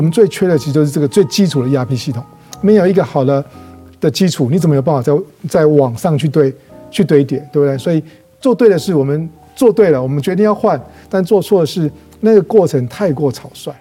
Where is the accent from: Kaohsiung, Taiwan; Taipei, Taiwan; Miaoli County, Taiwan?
Kaohsiung, Taiwan; 以前我在高雄贵港出生的，嗯。我阿嬷他们，这外婆、外公，他们都是开百货行